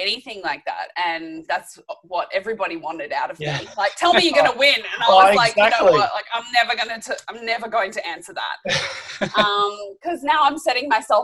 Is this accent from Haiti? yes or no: no; Australia; as an Aussie